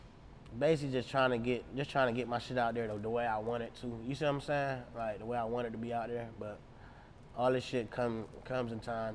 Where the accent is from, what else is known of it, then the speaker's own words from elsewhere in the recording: Portland, Oregon, United States; I'm from Rosemary in Portland, you see what I'm saying?